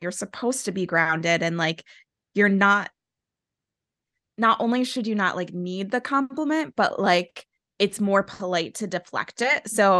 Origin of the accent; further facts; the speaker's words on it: Midwest, United States; I grew up like in the Midwest and in the church.